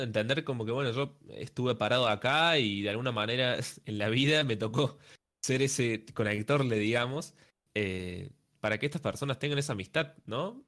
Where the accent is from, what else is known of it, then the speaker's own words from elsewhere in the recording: Córdoba, Argentina; soy de Córdoba, entonces tuve que viajar